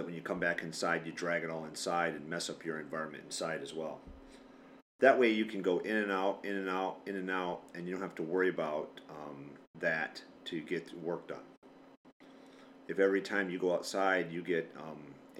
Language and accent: English; Michigan, United States; I was born and raised in Michigan, so I'm used to the winters here